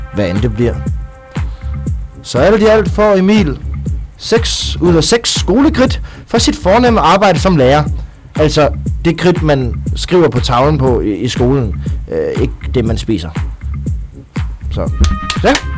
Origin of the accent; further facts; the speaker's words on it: Southern Jutland, Southern Denmark, Denmark; also born or lived in Kolding; now in Odense, Denmark; fra jeg var lille, da jeg voksede op i Sønderjylland